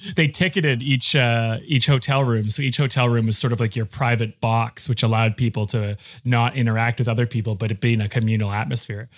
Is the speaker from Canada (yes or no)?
yes; Saskatoon, Saskatchewan, Canada; growing up in a place like Saskatchewan when we were nineteen